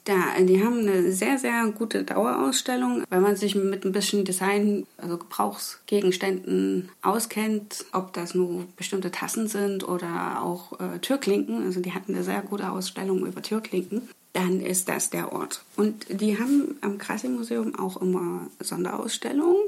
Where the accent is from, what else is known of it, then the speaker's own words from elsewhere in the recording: Leipzig, Saxony, Germany; moved away; meine Heimatstadt Leipzig